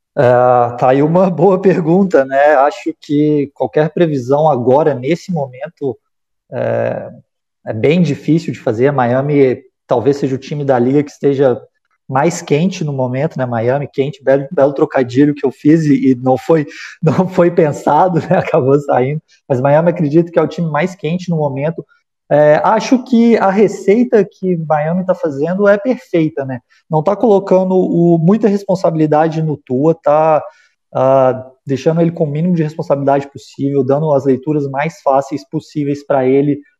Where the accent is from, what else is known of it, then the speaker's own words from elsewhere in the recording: Minas Gerais, Brazil; Eu sou mineiro